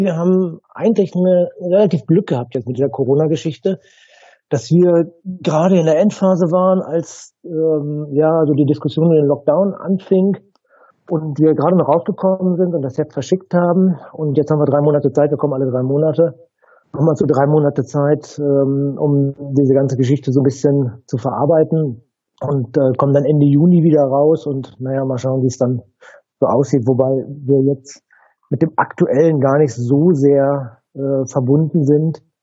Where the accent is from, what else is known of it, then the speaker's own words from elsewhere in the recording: Dortmund, North Rhine-Westphalia, Germany; ich bin in Dortmund groß geworden